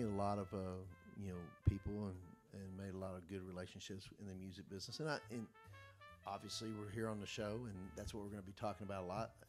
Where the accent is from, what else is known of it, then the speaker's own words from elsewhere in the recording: Kentucky, United States; You know, I grew up in Kentucky.